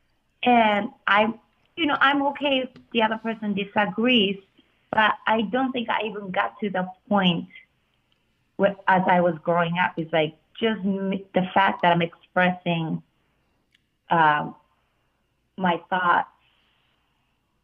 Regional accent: Tokyo, Japan; also born or lived in Boston; now in New York, United States; being in Japan and growing up in Japan

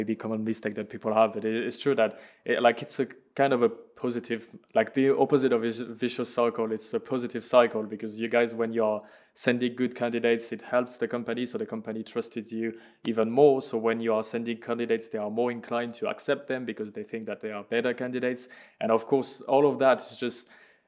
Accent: France; I'm French, I could recruit people in France and people speaking French.

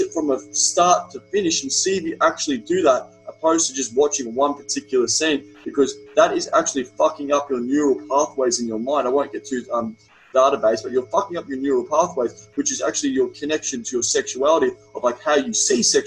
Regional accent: Australia; accent: Australian; my Australian accent

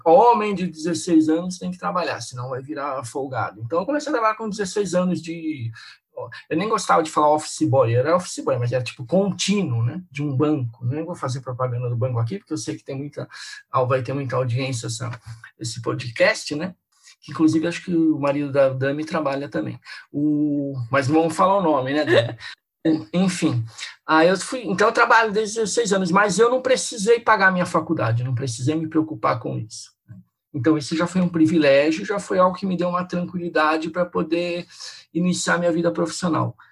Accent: São Paulo, Brazil; eu sou aqui de São Paulo

